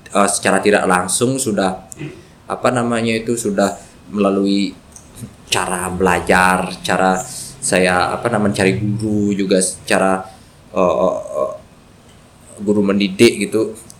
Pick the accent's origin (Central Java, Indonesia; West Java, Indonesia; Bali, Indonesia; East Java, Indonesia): Bali, Indonesia; Ubud; saya juga dari Ubud Perang Tegal